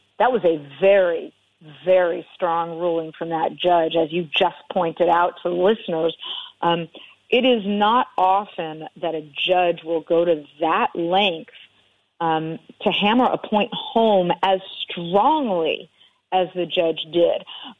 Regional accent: Los Angeles, California, United States; I live in Los Angeles, as you know. I grew up in Los Angeles.

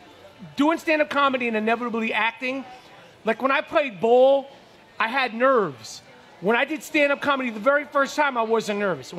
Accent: New York City, New York, United States; growing up in New York at that time, in the streets of New York

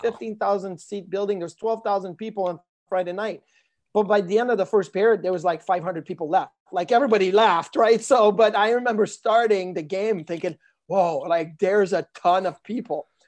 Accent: Quebec City, Quebec, Canada; moved away; growing up in Quebec City, I was a Quebec Nordiques fan

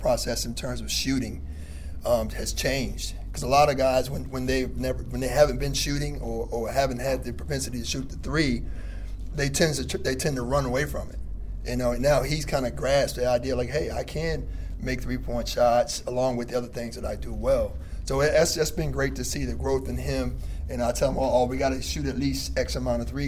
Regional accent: the South, United States; I'm from the South. So just understanding his mindset, being a kid from the South, having been one myself

